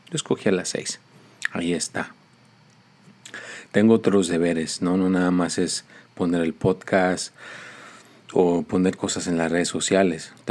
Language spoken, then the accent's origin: Spanish; Mexico City, Mexico; born there; dicen que nací en la Ciudad de México, en un convento de monjas